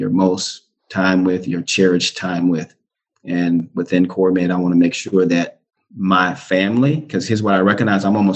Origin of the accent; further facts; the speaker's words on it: Clearwater, Florida, United States; moved away; I grew up in Clearwater, Florida. We had two public housing complexes. We lived in both of them